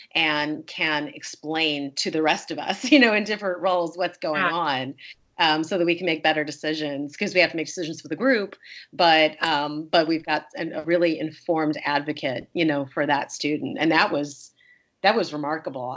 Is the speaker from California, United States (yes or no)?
no; Wisconsin, United States; I was born in Wisconsin